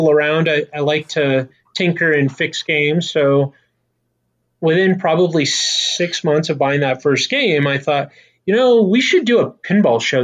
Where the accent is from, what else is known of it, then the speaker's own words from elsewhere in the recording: Las Vegas, Nevada, United States; I grew up in Vegas